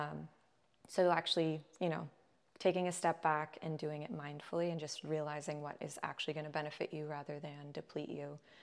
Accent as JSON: {"language": "English", "town": "Agoura Hills", "region": "California", "country": "United States", "tie": "born or raised there", "said": "I grew up in Agoura Hills, California"}